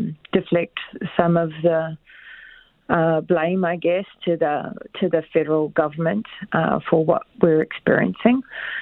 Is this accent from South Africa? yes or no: no; Canada